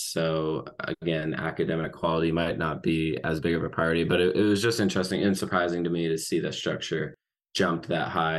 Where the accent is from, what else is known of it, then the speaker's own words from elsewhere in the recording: Arkansas, United States; my home state of Arkansas